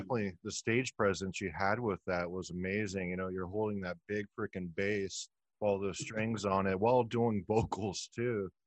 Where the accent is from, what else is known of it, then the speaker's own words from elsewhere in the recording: Texas, United States; now in Tampa, United States; I'm from Texas